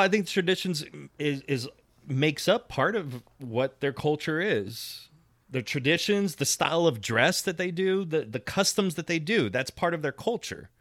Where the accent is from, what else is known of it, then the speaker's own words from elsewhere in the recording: United States; I'm an American. I've been here. I'm not first generation either